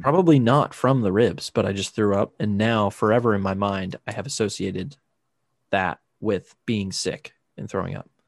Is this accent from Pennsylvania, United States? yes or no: no; Chesapeake Bay area near Annapolis, Maryland, United States; born or raised there; moved away as an adult